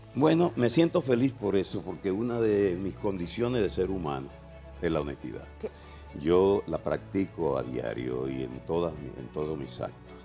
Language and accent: Spanish; Dominican Republic; also born or lived in Venezuela; yo soy dominicano y dominicanista